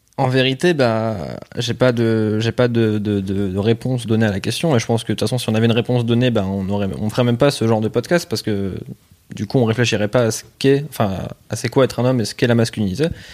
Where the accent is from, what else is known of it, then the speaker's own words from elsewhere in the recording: La Bassée, Hauts-de-France, France; moi, je viens plus du Pas-de-Calais, ouais. Enfin, j'étais vraiment à la frontière entre les deux